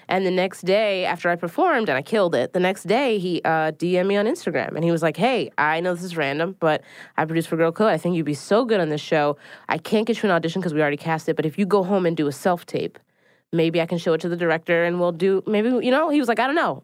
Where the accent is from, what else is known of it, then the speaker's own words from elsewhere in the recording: Philadelphia, Pennsylvania, United States; now in New York City, United States; I live in New York City. I'm originally from Philadelphia